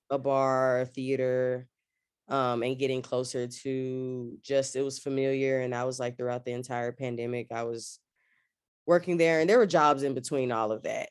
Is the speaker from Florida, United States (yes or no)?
no; Austin, Texas, United States; moved away as an adult; also born or lived in Washington, D.C. / Atlanta; I'm from Austin, Texas, born and raised.